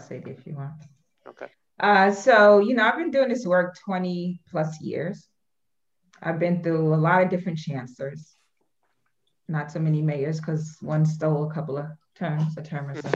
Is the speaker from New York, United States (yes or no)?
yes; New York City, New York, United States; born and raised in Brooklyn, New York.